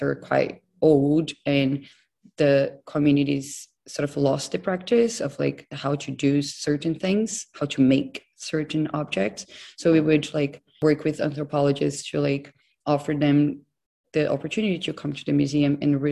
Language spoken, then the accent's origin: English; Brazil; moved away as an adult; also born or lived in Los Angeles, United States / London, United Kingdom; now in Newcastle, United Kingdom; I'm originally from Brazil. I'm now based in Newcastle